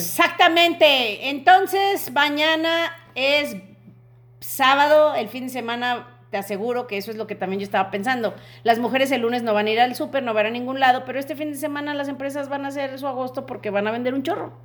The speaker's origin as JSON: {"language": "Spanish", "country": "Mexico", "said": "como mexicanos"}